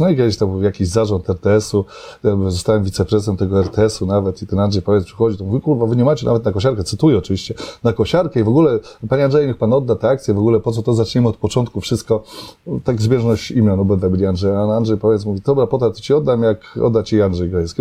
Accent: Żyrardów, Masovian Voivodeship, Poland; moved away as an adult; also born or lived in Gdynia / Łódź / Warsaw; now in Aleksandrów Łódzki, Poland; pochodzę z Żardowa, e, z takich czasów, kiedy nic nie było

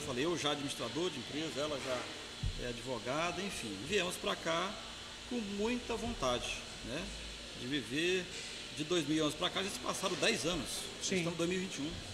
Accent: São Félix do Araguaia, Mato Grosso, Brazil; moved away as an adult; also born or lived in São Paulo; eu sou natural aqui de São Félix do Araguaia

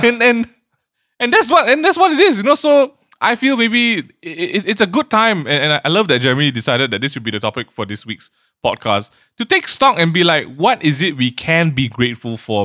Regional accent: Malaysia; we are proud about being Malaysian

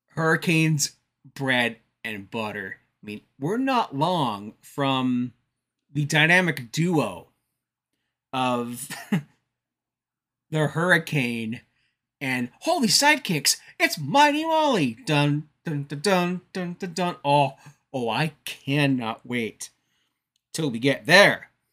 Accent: Canada; I'm a Canadian

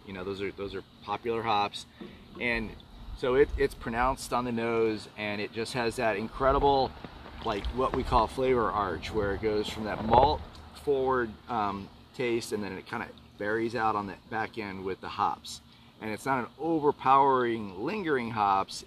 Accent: Northeast, United States; now in Houston, United States; I'm from the Northeast

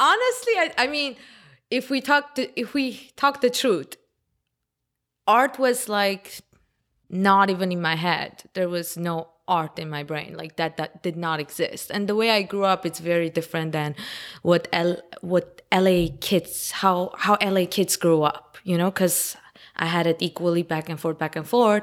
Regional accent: Los Angeles, California, United States; English is a second language; also born or lived in Armenia; I'm basically local L A, 'cause I've been living here since I was ten

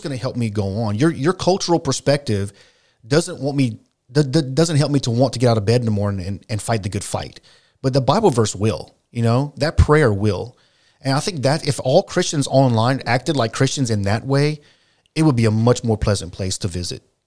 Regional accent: South Louisiana, United States; we're from South Louisiana

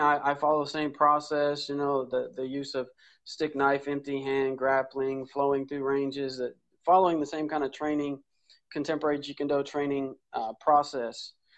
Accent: Oceanside, California, United States; I grew up in North County, San Diego, Oceanside, uh, back gate of Camp Pendleton

